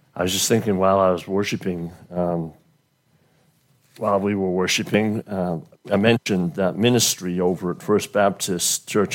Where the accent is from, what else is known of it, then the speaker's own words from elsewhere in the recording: United Kingdom; now in United States; when I grew up in Great Britain, I grew up blue collar